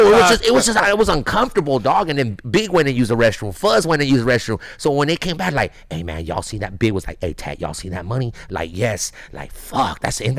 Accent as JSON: {"language": "English", "town": "Los Angeles", "region": "California", "country": "United States", "tie": "born or raised there", "said": "I'm a kid from East"}